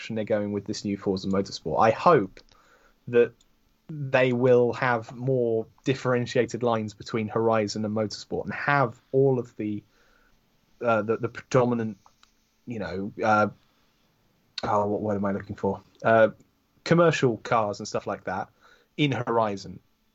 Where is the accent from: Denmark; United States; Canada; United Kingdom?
United Kingdom; I'm British